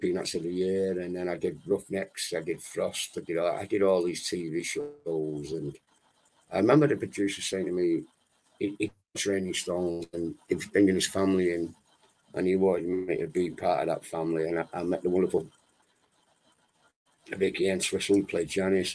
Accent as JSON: {"language": "English", "town": "Manchester", "region": "North West England", "country": "United Kingdom", "tie": "born or raised there", "moved": "as an adult", "lives_now": "Wales", "said": "as a kid living on a council estate in Manchester. I was brought up in Wales, and when I was 3 years of age, my mum took this to Manchester"}